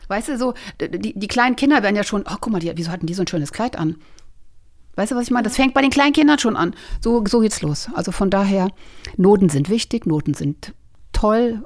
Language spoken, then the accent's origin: German; a small village near Braunschweig, Lower Saxony, Germany; Ich bin auf einem kleinen Dorf groß geworden